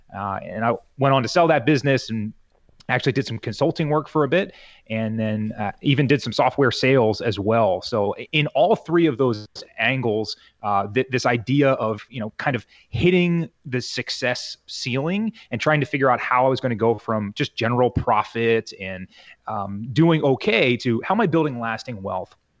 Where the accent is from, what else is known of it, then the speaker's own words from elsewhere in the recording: Southern New Jersey, United States; born and raised in New Jersey here, Southern New Jersey, uh, right across the river from Philly